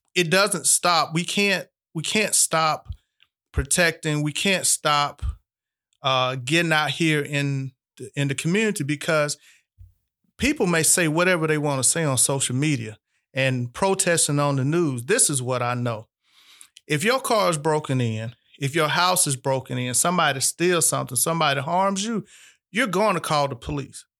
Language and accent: English; Albany, Georgia, United States; born and raised in Albany, Georgia